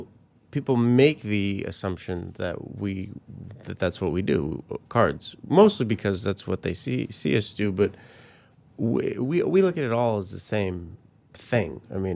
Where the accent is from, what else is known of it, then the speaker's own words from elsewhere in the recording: Colorado Springs, Colorado, United States; also born or lived in Littleton; Colorado Springs and Littleton.